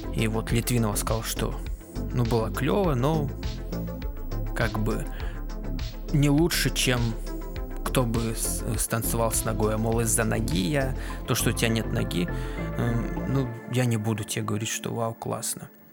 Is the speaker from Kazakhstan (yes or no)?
yes; Kazakhstan; казахский для меня он привычный, потому что я из Казахстана. Вот я его учил там